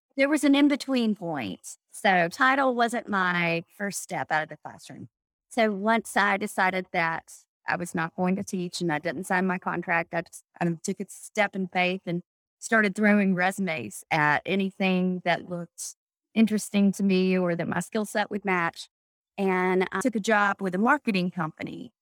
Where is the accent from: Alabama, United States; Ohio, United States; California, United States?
Alabama, United States; Anniston; moved away as an adult; also born or lived in Jacksonville, Alabama; now in Birmingham, United States; I'm from Anniston, Alabama, which is in between Birmingham and Atlanta